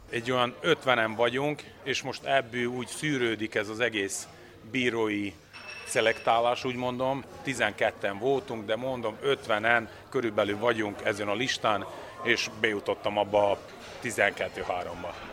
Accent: Serbia; mégis én Szerbiából jövök

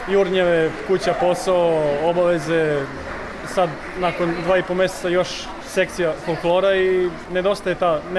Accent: Kučevo, Central Serbia, Serbia; now in Vienna, Austria; selo Neresnica u opštini Kučevo

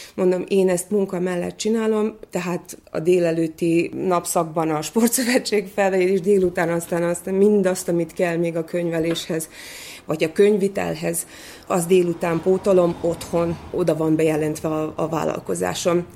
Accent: Vojvodina, Serbia; also born or lived in Szeged, Hungary; nekünk, mint vajdasági magyaroknak elismerik

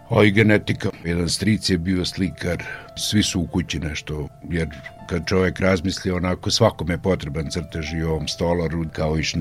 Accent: Opovo, Vojvodina, Serbia; rođen sam u Opovu

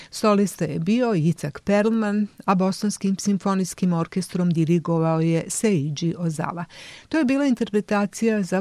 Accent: Serbia; kod nas u Srbiji

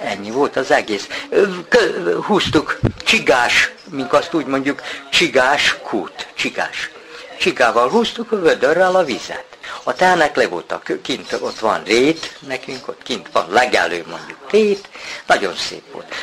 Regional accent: Kishegyes, Vojvodina, Serbia; 39-ben születtem, a szüleim is kint azon a tanyán, ahol vagyunk, a Bajsai út. Bajsai úton ott laktunk, iskolás koromban is ott jártunk

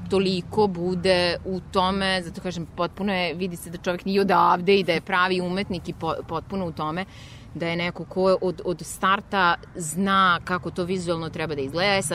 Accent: Novi Sad, Vojvodina, Serbia; Novi Sad je moj rodni grad

